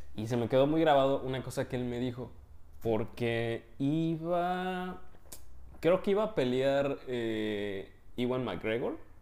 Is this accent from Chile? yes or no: no; Mexico; moved away as an adult; now in Poland; somos mexicanos